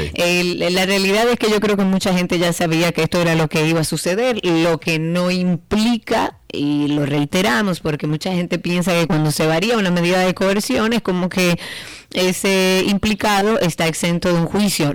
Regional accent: Dominican Republic

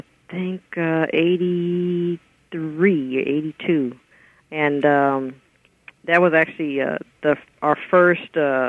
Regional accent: West Coast, United States; also born or lived in Chicago, Illinois; And then my family moved out here when I was in grade school.

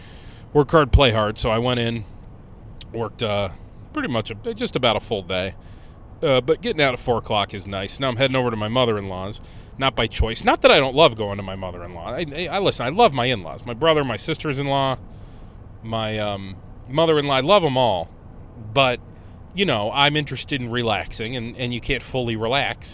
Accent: Conneaut, Ohio, United States; in Conneaut, Ohio, in my hometown

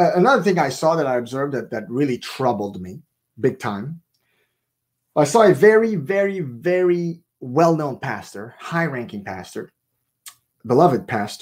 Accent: Canada; I'm Canadian

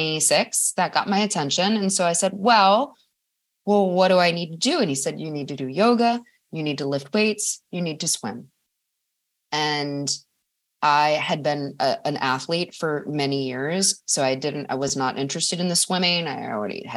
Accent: Madison, Wisconsin, United States; Madison, Wisconsin is my hometown

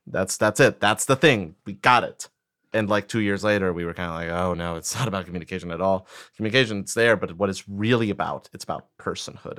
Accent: Costa Rica; first language Spanish; English is a second language; moved away as an adult; now in United States; I grew up in Costa Rica. Spanish was my first language, and I moved to the States when I was nineteen.

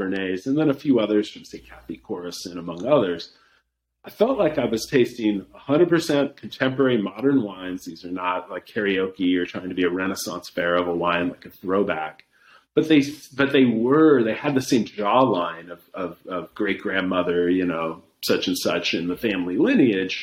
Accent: Santa Monica, California, United States; now in Willamette Valley, Oregon, United States; I grew up near Santa Monica

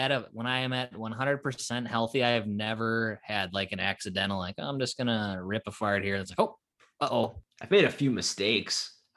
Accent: Buffalo, New York, United States; I'm from Buffalo, New York.

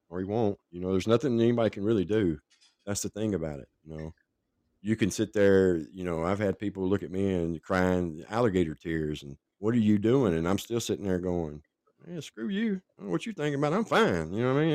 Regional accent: Franklin, Tennessee, United States; also born or lived in Nashville, Tennessee; I was born in Nashville and raised in Franklin, which is just south of Nashville

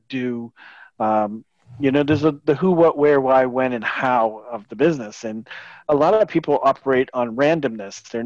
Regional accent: a small beach town south of Boston, New England, Massachusetts, United States; I grew up in New England in a small little beach town south of Boston

